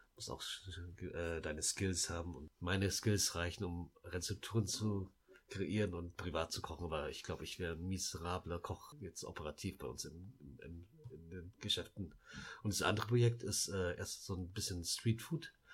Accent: Laos; moved away; wir sind ja in Laos geboren

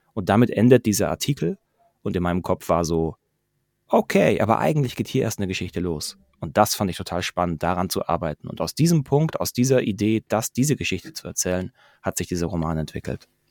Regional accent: Pforzheim, Baden-Württemberg, Germany; moved away as an adult; now in Stuttgart, Germany; 35, ähm, gebürtiger Pforzheimer, jetzt mittlerweile seit zehn Jahren in Stuttgart

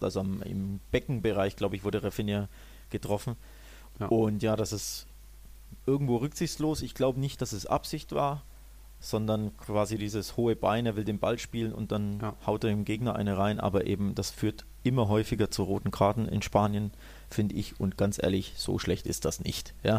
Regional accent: Germany

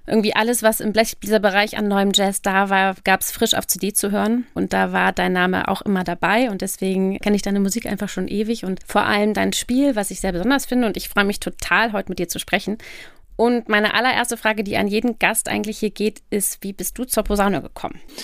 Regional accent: Lower Saxony, Germany; wir kommen aus Niedersachsen

